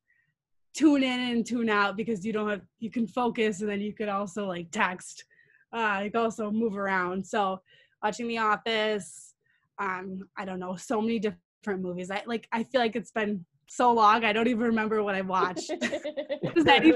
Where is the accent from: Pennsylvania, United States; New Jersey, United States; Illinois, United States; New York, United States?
Illinois, United States; Chicago; we are from Chicago